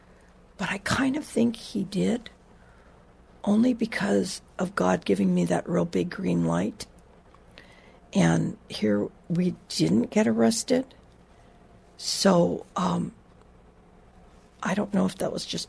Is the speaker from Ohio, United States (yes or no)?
no; Honolulu, Hawaii, United States; I grew up in Hawaii, water all around